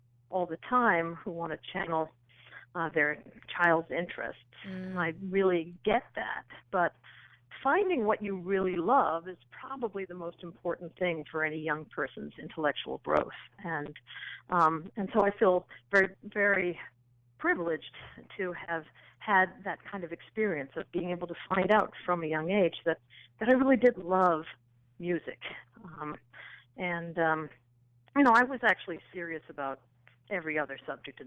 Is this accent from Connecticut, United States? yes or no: yes; a little town near New London, Connecticut, United States; I actually was born in New London, Connecticut, because that's where the Lawrence and Memorial Hospital was located. I grew up in a little town about 15 minutes south of there called Old